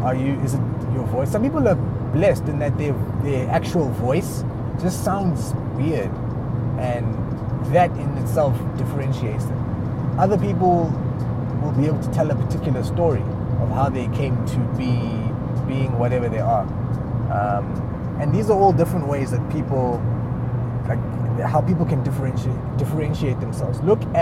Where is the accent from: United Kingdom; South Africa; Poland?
South Africa; also born or lived in Lesotho; although I am South African, I wasn't born here, but I'm not from where I was born either. I was born in Lesotho, but my parents are Ugandan.